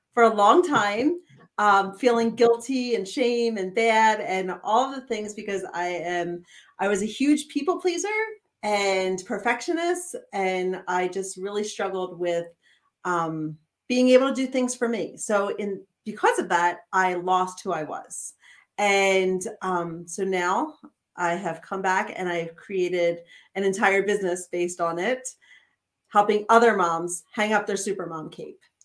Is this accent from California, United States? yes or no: no; outside of Philadelphia, Pennsylvania, United States; now in Montana, United States; I'm still from outside of Philadelphia